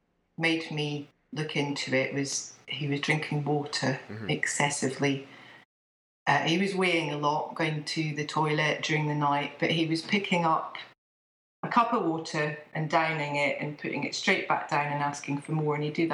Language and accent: English; Scotland, United Kingdom; now in England; I live in England. I'm actually Scottish, and I've got 3 children.